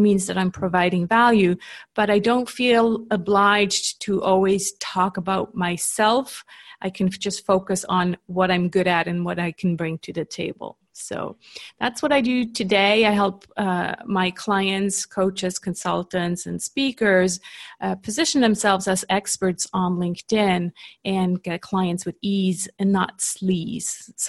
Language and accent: English; Switzerland; accent: Canadian; also born or lived in California; But I'm, born and raised in Switzerland. I'm just a copycat. So I copy my husband's accent, who's Canadian.